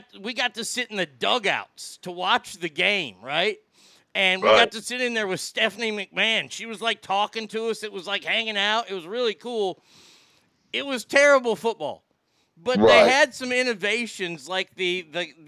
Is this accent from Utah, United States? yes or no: no; Garland, Texas, United States; It's where I was born and raised. I am from Garland